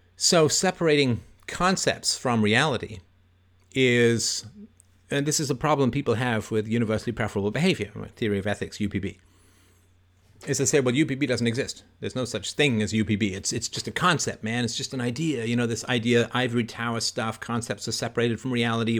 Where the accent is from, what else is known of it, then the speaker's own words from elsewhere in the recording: Toronto, Ontario, Canada; I do have a lot of, lot of fond memories about growing up in Don Mills.